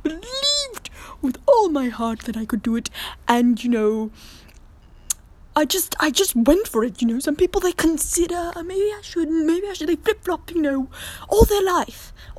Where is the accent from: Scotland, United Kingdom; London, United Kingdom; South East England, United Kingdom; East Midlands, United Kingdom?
London, United Kingdom; born there; also born or lived in France; I was born in London, and I moved just around, and, you know, I lived in France for a little bit of time, and I learned languages